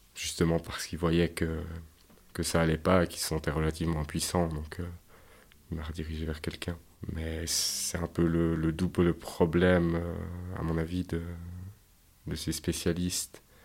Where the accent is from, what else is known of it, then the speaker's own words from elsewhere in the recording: Yverdon-les-Bains, Vaud, Switzerland; Je suis né à Yverdon, euh, dans une famille euh, d'ouvriers, tout ce qu'il y a plus normal